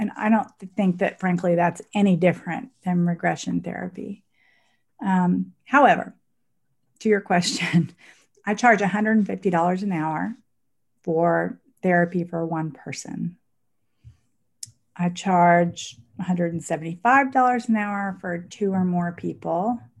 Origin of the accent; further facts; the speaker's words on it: Dallas, Texas, United States; also born or lived in Milan, Italy; I grew up partly in Dallas and partly in Italy, in Milan.